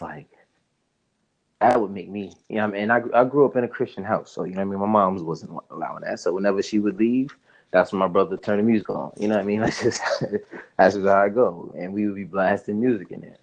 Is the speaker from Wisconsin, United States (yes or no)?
no; Spring Valley, New York, United States; also born or lived in Harlem, New York; I lived there until I was about eight years old, and then I moved up to Spring Valley